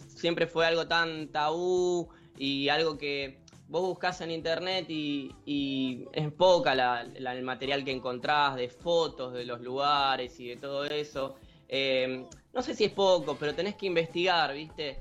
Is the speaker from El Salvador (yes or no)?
no; Buenos Aires Province, Argentina; de Zona Oeste, que es de donde soy